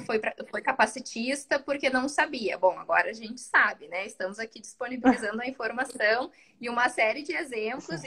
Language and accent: Portuguese; South Region, Brazil; É uma coisa muito do sul, assim a gente chama de tu